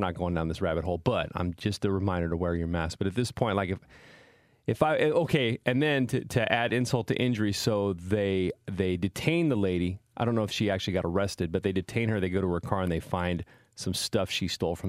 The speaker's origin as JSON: {"language": "English", "town": "Salinas", "region": "California", "country": "United States", "tie": "born or raised there", "said": "it's my hometown of Salinas, California."}